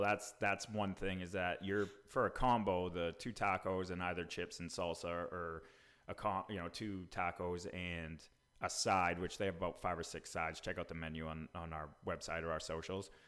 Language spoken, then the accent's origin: English; New England, United States; now in Franklin, TN, United States; we're both from New England.